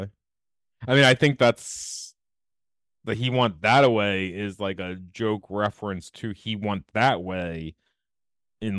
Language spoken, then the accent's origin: English; Elkton, United States; I grew up in the Allen part of Elkton, not in the Sticks part of Elkton.